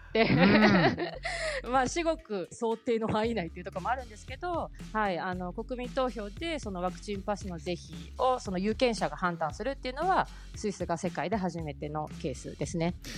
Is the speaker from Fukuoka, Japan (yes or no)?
no; Hamamatsu, Shizuoka, Japan; moved away as an adult; now in Zurich, Switzerland; 私はですね静岡県浜松の出身でして